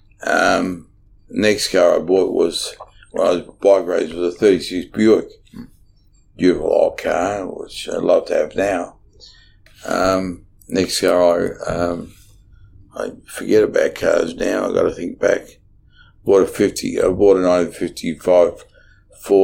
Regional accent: Brunswick, Victoria, Australia; because I came from Brunswick and trained in Brunswick

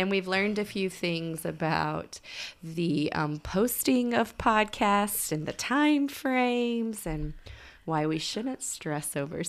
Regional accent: Oklahoma City, Oklahoma, United States; I grew up in the Oklahoma City area, so this is kind of like near and dear to me.

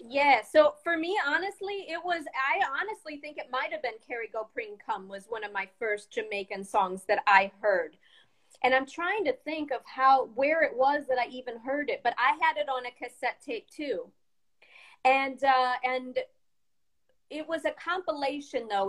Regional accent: Chesterton, Indiana, United States; moved away as an adult; also born or lived in Peoria, Illinois / Chicago, Illinois; I was born in Chesterton, Indiana, the same town I live

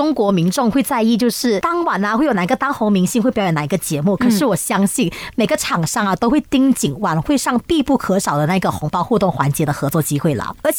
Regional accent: Malaysia; 海外，也就是我们马来西亚了。

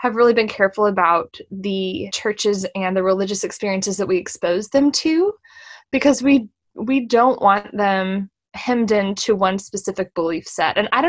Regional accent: Central Texas, United States; it was Central Texas and a pretty similar situation

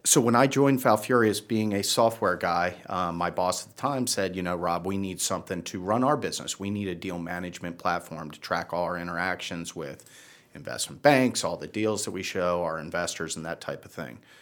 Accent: Baltimore, Maryland, United States; also born or lived in Virginia / Washington, D.C. area / New Jersey / New York City; now in Charlotte, United States; originally from Baltimore

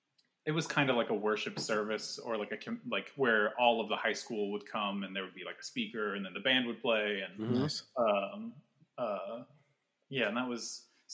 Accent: Vacaville, California, United States; In Vacaville.

